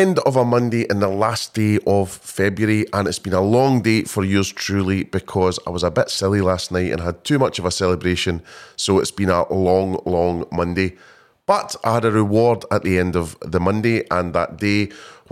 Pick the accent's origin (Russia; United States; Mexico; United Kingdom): United Kingdom; Scotland; being a Scotsman